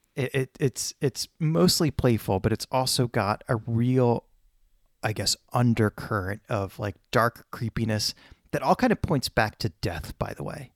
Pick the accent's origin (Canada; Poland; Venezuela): Poland; moved away; where I was born in Poland